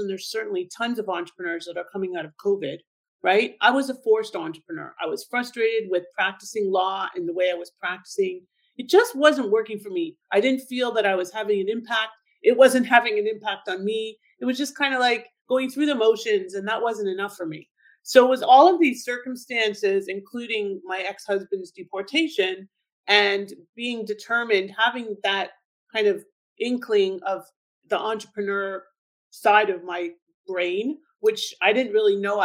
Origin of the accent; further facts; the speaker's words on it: Thornhill, Ontario, Canada; moved away as an adult; also born or lived in Toronto; now in Florida, United States; I'm originally from Toronto, and I grew up in Thornhill